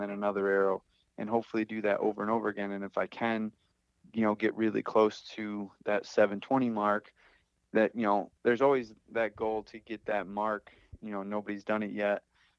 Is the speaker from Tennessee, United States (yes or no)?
no; Phelps, New York, United States; Right in my hometown. So I've grown up here